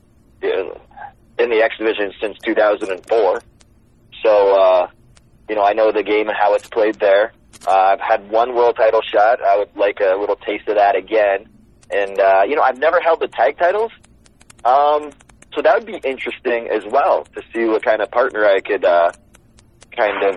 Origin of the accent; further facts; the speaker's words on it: Windsor, Ontario, Canada; Windsor, that's my hometown, the place where we'll be filming. I mean, that's where I actually went to school